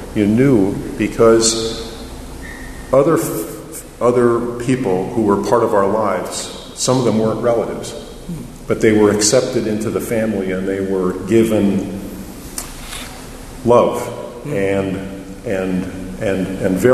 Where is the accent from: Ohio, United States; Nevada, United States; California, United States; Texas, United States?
Ohio, United States; Cleveland; I'm from Cleveland, Ohio, which is arguably in the Midwest